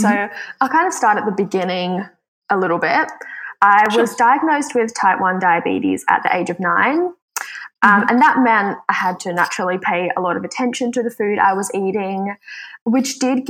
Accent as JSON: {"language": "English", "country": "Switzerland", "moved": "yes", "lives_now": "Australia", "said": "I am originally from Switzerland, though, but I call Australia home because I've been living here for a really long time."}